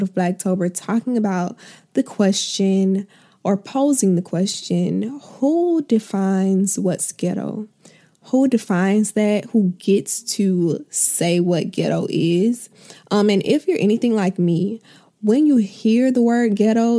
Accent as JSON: {"language": "English", "region": "Florida", "country": "United States", "said": "I'm from Florida"}